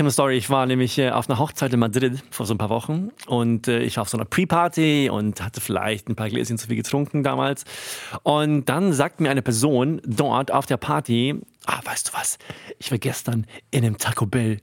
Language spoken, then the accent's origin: German; Sweden; moved away; aus meinem Heimatland